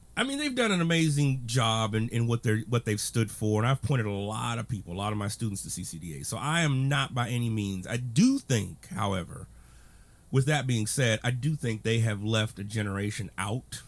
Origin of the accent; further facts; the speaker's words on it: Texas, United States; I was born in Texas, regrettably, but I was born in Texas.